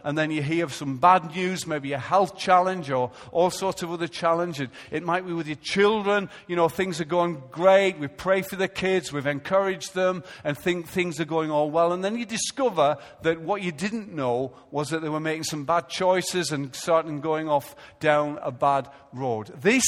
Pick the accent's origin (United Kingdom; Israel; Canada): Israel; because I come from Israel